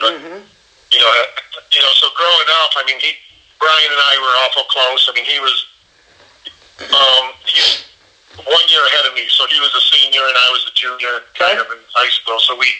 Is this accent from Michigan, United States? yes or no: yes; Concord, Michigan, United States; also born or lived in Canada / Albion, Michigan; Concord was a good place to grow up. You know, like just kind of a side note, we were both, all of us were born in Canada actually, so I'm a Canadian. Huh. I actually have dual citizenship, but you know, we were born in Canada.